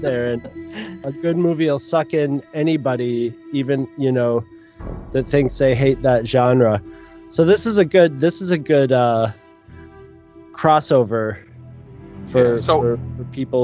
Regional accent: United States; being an American

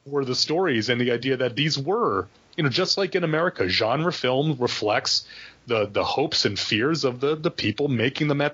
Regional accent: United States; we're both American

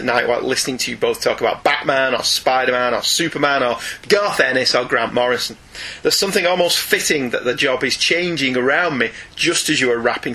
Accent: United Kingdom; we're British

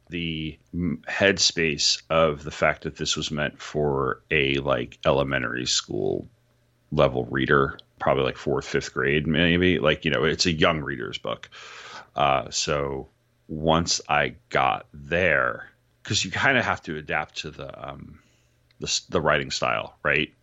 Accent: New York, United States; I grew up in New York

